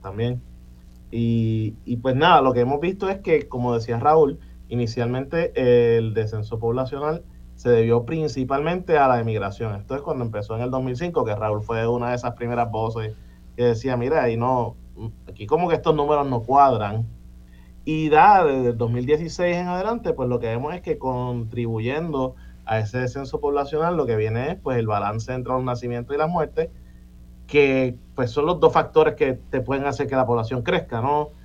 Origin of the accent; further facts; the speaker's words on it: Puerto Rico; also born or lived in United States; yo nací en Estados Unidos, hijo de padres puertorriqueños y me mudo a Puerto Rico con dos años. Y después eh, crezco en Puerto Rico, estudio en Puerto Rico